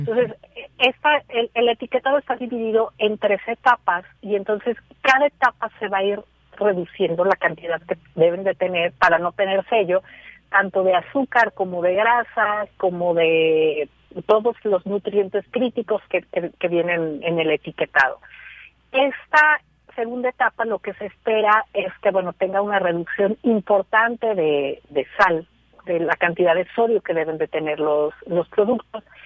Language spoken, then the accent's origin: Spanish; Mexico